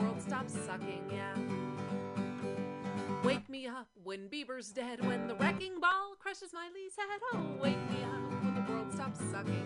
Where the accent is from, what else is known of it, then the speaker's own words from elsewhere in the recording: San Francisco, California, United States; I've been in the Bay my whole life